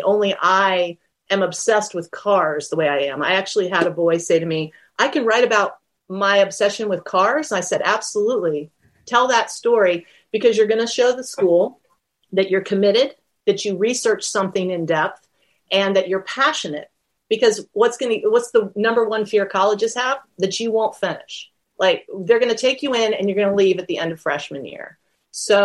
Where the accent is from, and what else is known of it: United States